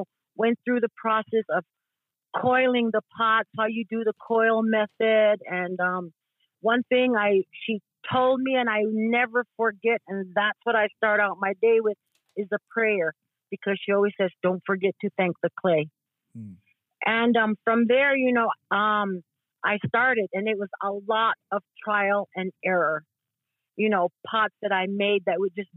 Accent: Tewa Village, New Mexico, United States; also born or lived in Lawrence, Kansas; I am from Tewa Village. I am half Isleta Pueblo and half Tewa. I have resided in Palaka all my life

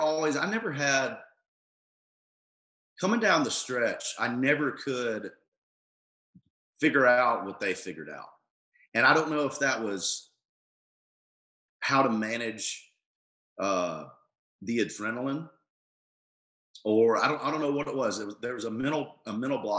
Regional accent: Tullahoma, Tennessee, United States; my hometown of Tullahoma

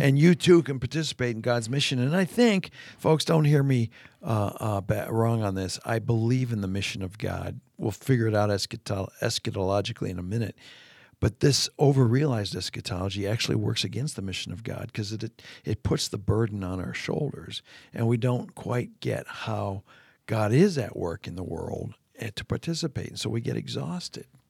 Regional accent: Canada; moved away; my days growing up in Canada when school would start.

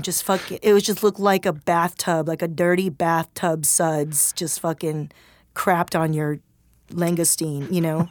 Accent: Torrance, California, United States; moved away as an adult; also born or lived in Swarthmore, Pennsylvania; I grew up in Torrance near Gardena where it was majority, like, communities of color

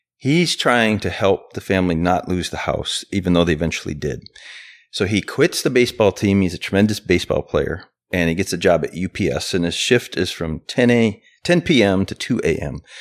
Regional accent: Chicago, Illinois, United States; I was born in Chicago

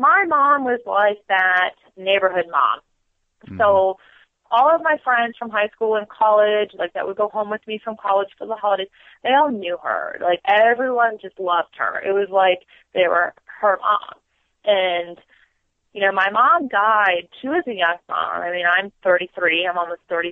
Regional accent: Florida, United States; moved away as an adult; also born or lived in South Carolina; now in Virginia, United States; born and raised in Florida, the both of us

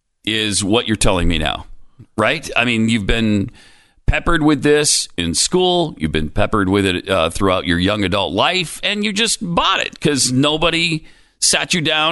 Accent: Montana, United States; I mean, I grew up in Montana.

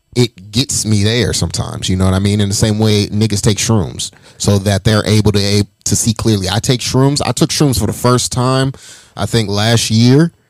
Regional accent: Las Vegas, Nevada, United States; I'm I'm from Vegas, born and raised

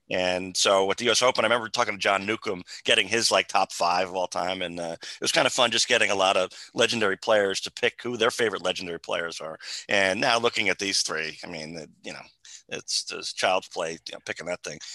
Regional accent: New Jersey, United States; I'm from New Jersey also

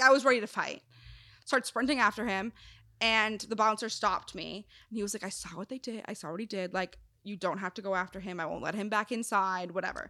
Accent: Wisconsin, United States; moved away; also born or lived in South Carolina; I'm from Wisconsin. Well, technically, South Carolina, but I grew up in Wisconsin

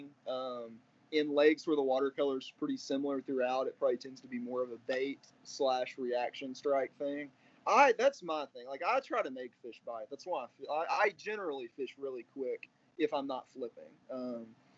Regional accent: Arkansas, United States; growing up in Arkansas

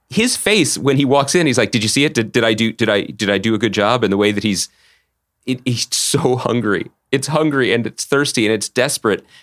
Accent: outside of Philadelphia, Pennsylvania, United States; when I was a young boy growing up outside of Philadelphia

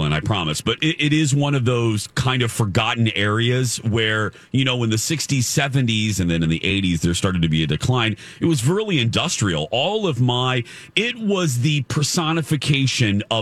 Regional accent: Michigan City, Indiana, United States; born or raised there; moved away

